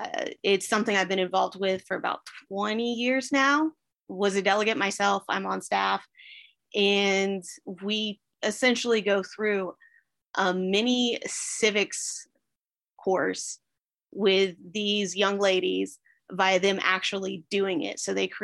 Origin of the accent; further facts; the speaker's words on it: Georgia, United States; Well, I am from Fayette County. We have been here for 28 years. For the most part, grew up here. Grew up in a military family. Which actually, surprisingly enough, makes me the only native Georgian in my family too. I was born down in Liberty County